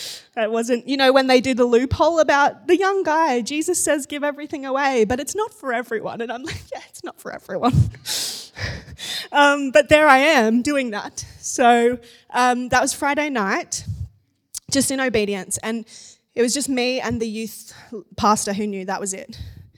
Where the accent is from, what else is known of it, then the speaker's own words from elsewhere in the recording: Gold Coast, Queensland, Australia; So the church I grew up in on the Gold Coast, I became a youth leader.